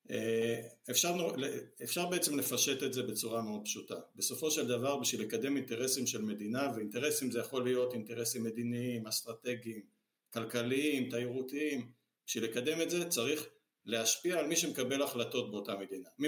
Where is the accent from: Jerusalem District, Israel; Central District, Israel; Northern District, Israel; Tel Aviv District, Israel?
Central District, Israel; Ra'anana; במקור אני גדלת, נולדתי וגדלתי כל חיי ברעננה, ועברתי לפה רק אחרי שהתחתנו.